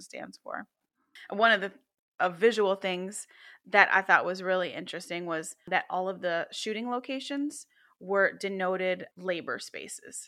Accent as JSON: {"language": "English", "town": "Chicago", "region": "Illinois", "country": "United States", "tie": "born or raised there", "said": "we grew up in the city, we're from the Chi"}